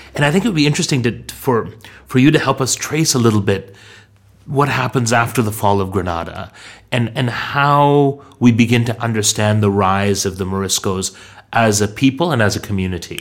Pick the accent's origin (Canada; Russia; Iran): Canada; now in London, United Kingdom; our identity as a Muslim minority growing up in growing up in Canada